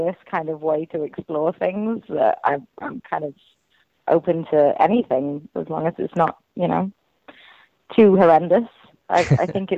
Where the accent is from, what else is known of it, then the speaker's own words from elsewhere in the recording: Wales, United Kingdom; I'm Welsh